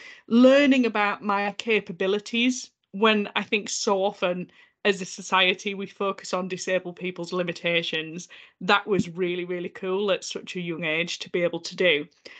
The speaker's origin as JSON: {"language": "English", "region": "Yorkshire and the Humber", "country": "United Kingdom", "moved": "yes", "lives_now": "Glasgow, United Kingdom", "said": "You can probably tell from my accent that I'm originally from North Yorkshire, but I now live in Glasgow, which I absolutely love."}